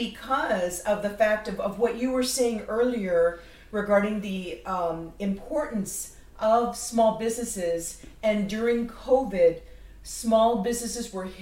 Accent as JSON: {"language": "English", "town": "Uvalde", "region": "Texas", "country": "United States", "tie": "born or raised there", "moved": "as an adult", "lives_now": "San Antonio, United States", "said": "My background is I'm a native of South Texas. I was born and raised in Uvalde, which is just an hour and a half here from San Antonio. So I've always been in this environment"}